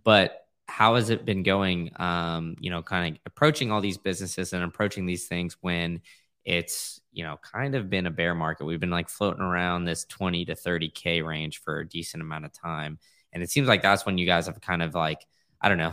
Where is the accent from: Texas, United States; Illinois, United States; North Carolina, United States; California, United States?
Texas, United States; Austin; now in Tampa, United States; I grew up in Austin